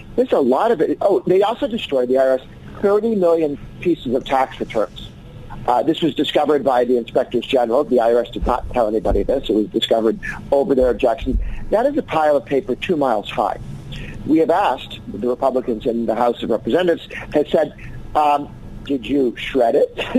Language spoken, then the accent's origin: English; Massachusetts, United States; moved away; I grew up in Massachusetts